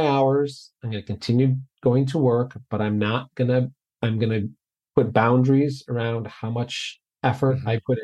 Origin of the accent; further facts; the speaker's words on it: Lake Michigan, Illinois, United States; also born or lived in Iowa; we were raised on Lake Michigan here in Illinois